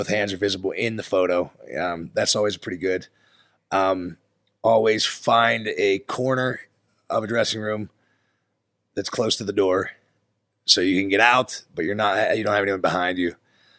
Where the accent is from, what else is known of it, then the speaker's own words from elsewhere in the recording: United States; So, you know, being an American here in Pittsburgh, that's able to speak Spanish to some of these Mexicans, you know, I think they appreciate it.